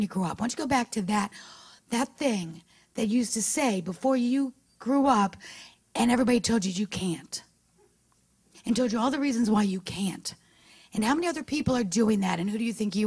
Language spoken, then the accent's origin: English; New York City, New York, United States; moved away as an adult; also born or lived in Florida; I was born and raised in New York City